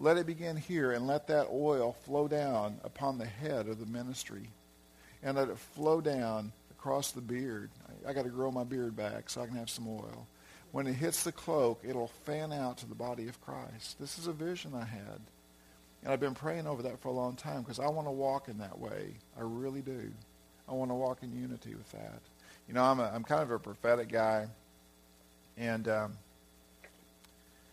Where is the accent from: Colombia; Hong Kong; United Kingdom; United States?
United States; Arkansas; moved away; also born or lived in California; that's my hometown, you know, hometown area